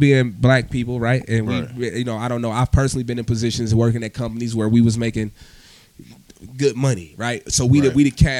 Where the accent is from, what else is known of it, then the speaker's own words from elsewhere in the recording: Akron, Ohio, United States; I'm an Akron nigga, right? I'm really not a Cleveland guy. I'm from Akron.